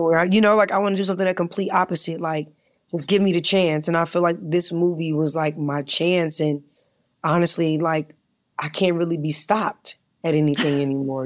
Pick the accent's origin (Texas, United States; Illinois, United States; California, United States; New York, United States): New York, United States; I'm from New York